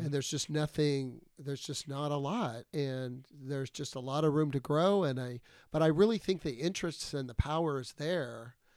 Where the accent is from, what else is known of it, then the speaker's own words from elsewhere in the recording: Texas, United States; moved away; I'm from Texas